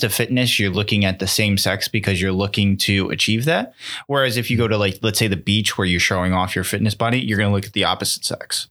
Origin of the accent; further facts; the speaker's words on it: Connecticut, United States; we're from Connecticut